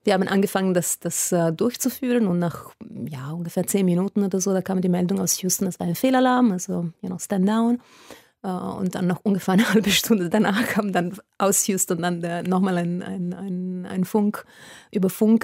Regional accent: Italy; German is a second language; moved away as an adult; also born or lived in Munich, Germany; als Italienerin nach Deutschland gekommen zu studieren

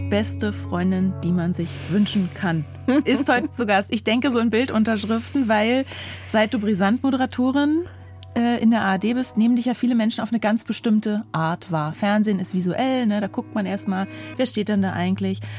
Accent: Germany; übrigens, ich bin in Deutschland

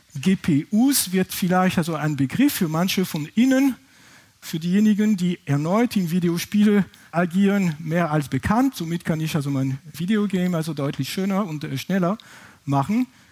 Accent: France; accent: French; German is a second language; now in Heidelberg, Germany; Ich bin, wie gesagt, ursprünglich aus Frankreich, das kann man wahrscheinlich von meinem Akzent nicht überhören

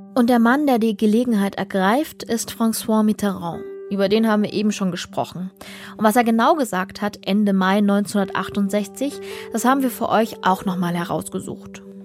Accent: Dresden, Saxony, Germany; meine Heimatstadt Dresden

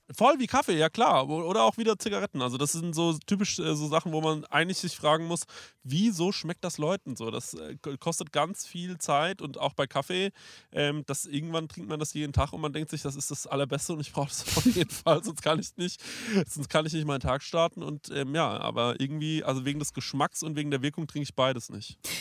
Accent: Aschaffenburg, Bavaria, Germany; bei uns in Aschaffenburg

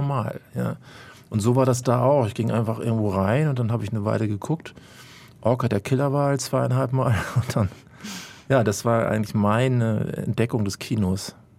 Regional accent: Hamburg, Germany; ich bin in Altona in Hamburg groß geworden

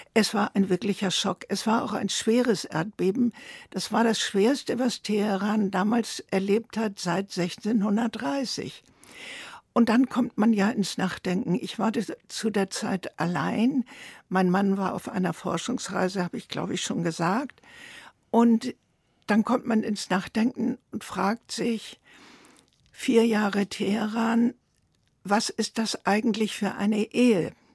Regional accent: Germany; moved away as an adult; also born or lived in Tehran, Iran; mich als Deutsche

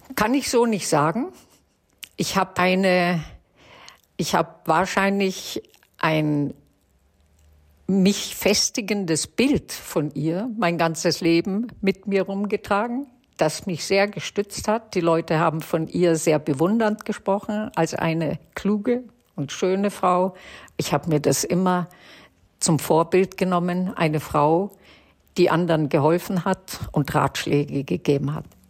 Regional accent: Germany; Wir waren ja im Displaced Persons Lager aufgewachsen

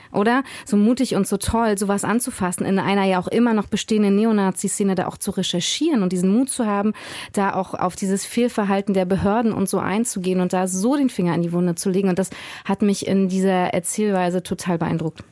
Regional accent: Mecklenburg-Vorpommern, Germany; ich bin 86 in Mecklenburg-Vorpommern geboren worden

